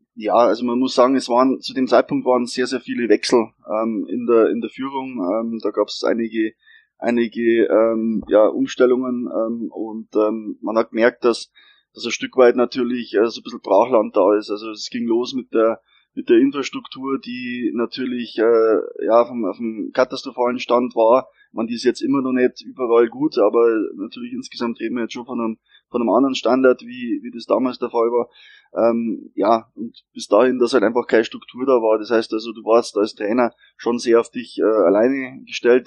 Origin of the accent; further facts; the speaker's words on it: Regensburg, Bavaria, Germany; ich bin Regensburger Gebürtiger